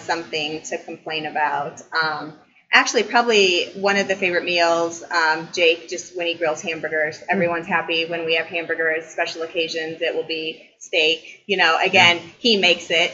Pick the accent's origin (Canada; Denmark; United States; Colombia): United States; Columbia City, Indiana; I was born and raised here in Columbia City